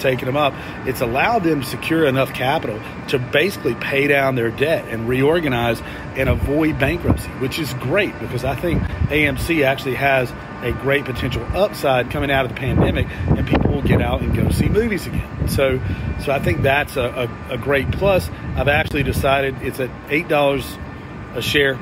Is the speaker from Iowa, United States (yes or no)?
no; Shelby, North Carolina, United States; my hometown of Shelby, North Carolina